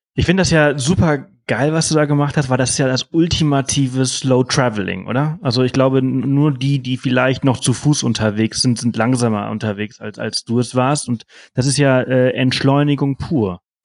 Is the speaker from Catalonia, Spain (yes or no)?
no; Mallorca, Balearic Islands, Spain; ich komme aus Mallorca